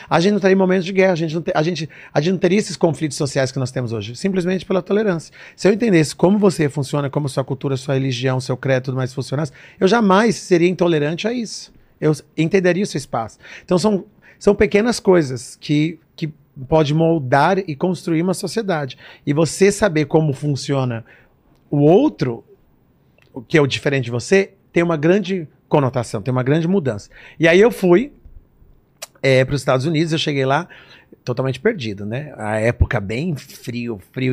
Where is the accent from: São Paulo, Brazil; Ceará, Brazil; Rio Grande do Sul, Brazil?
São Paulo, Brazil; moved away as an adult; also born or lived in New Jersey; eu nasci no Brasil, assim aqui em São Paulo